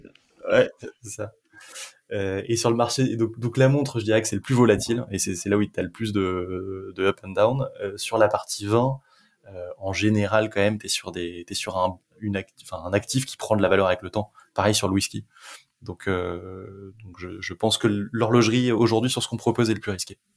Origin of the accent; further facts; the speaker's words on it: France; on est français